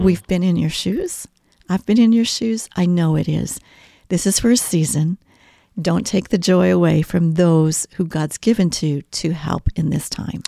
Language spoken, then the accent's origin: English; Kansas City, Missouri, United States; moved away as an adult; also born or lived in Belgium; now in Mooresville, United States; I'm a Midwesterner uh, from birth in Kansas City, Missouri area